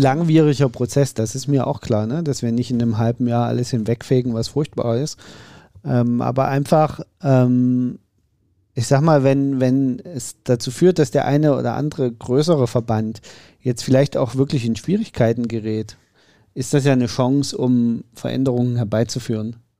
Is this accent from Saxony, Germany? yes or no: yes; Saxony, Germany; es ist mein Heimatbundesland